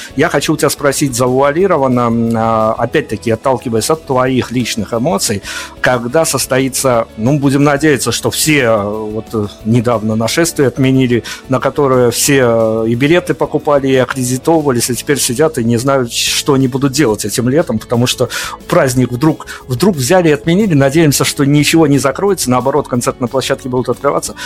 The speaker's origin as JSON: {"language": "Russian", "country": "Belarus", "said": "мы белорусы, у которых, э, которых все карантины обходили стороной"}